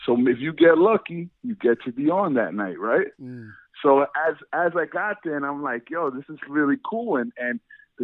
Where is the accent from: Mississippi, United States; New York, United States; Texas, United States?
New York, United States; New York City; where I grew up in Brighton, Brooklyn, is like Brighton Beach